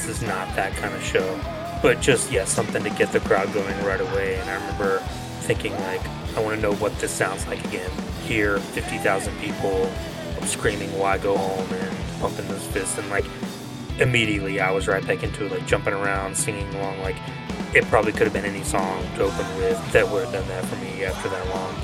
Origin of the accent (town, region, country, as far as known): Georgia, United States